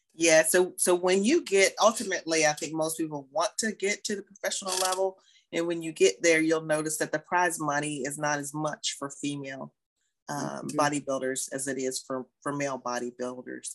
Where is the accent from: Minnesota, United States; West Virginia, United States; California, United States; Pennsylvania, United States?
West Virginia, United States; moved away as an adult; also born or lived in Marietta, Georgia; my home state